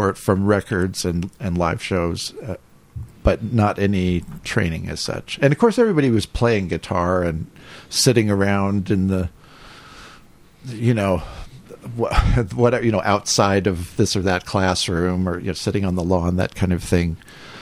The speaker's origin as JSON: {"language": "English", "area": "Bay Area", "region": "California", "country": "United States", "tie": "born or raised there", "said": "I grew up. I grew up in the Bay Area in California"}